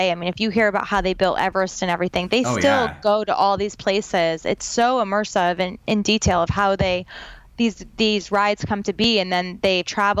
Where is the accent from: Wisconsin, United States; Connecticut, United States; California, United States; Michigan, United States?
Connecticut, United States; I'm from Connecticut.